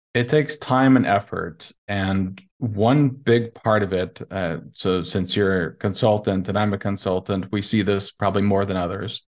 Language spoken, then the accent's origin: English; Montana, United States; moved away as an adult; also born or lived in Nevada; now in Lisbon, Portugal; I'm originally from Montana